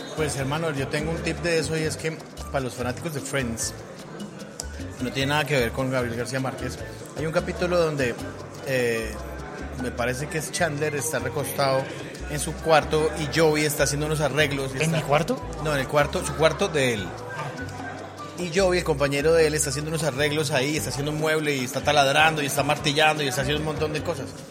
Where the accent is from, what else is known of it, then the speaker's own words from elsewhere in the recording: Colombia; Soy un mal colombiano